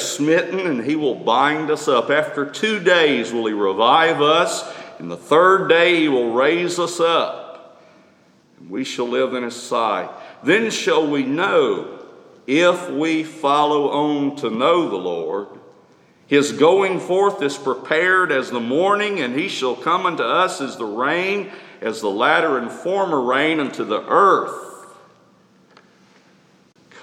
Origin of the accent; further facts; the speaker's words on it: Tuscaloosa, Alabama, United States; Growing up in Tuscaloosa